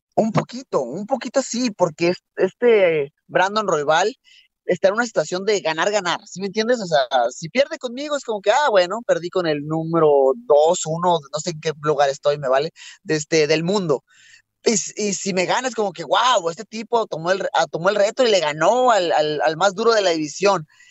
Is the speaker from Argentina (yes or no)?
no; Mexico; soy mexicano